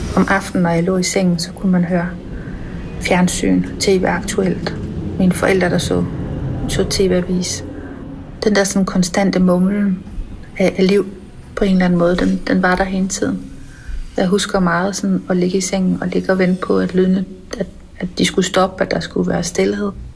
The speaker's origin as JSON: {"language": "Danish", "town": "Randers", "region": "Central Denmark Region", "country": "Denmark", "tie": "born or raised there", "said": "Jeg voksede op i Randers i 70'erne og 80'erne"}